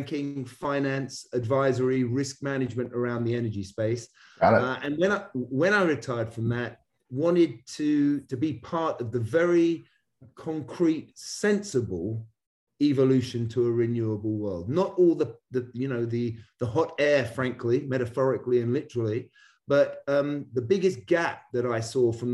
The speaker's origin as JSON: {"language": "English", "region": "London", "country": "United Kingdom", "tie": "born or raised there", "moved": "as an adult", "lives_now": "Connecticut, United States", "said": "Originally born and raised in London, very international parents"}